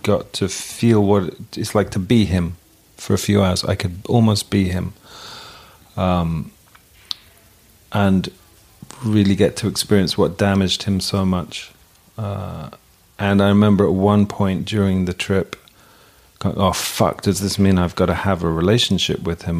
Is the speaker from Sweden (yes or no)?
no; England, United Kingdom; In England we learn the cat sat on the mat